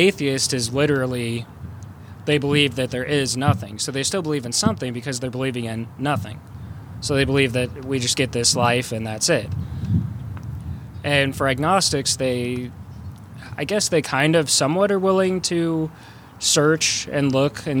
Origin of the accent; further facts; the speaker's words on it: Unionville, United States; the church where we grew up going to in Unionville